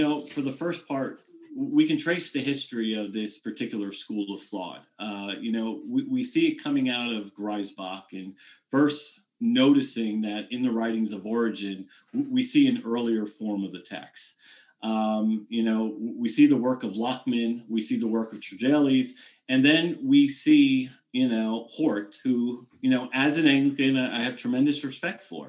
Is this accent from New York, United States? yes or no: yes; New York, United States; growing up in New York